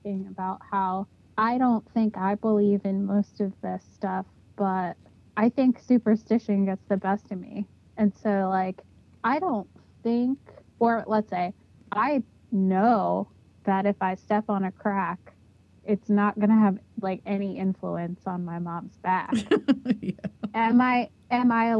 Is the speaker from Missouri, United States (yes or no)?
no; New York, United States; I grew up in New York and our urban legends was Cropsey.